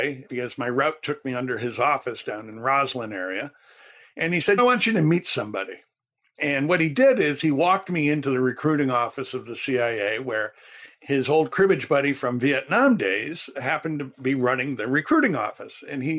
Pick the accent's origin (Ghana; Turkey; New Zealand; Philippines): Turkey; also born or lived in Thailand; You know, I grew up in Turkey and Thailand. I didn't grow up in Illinois.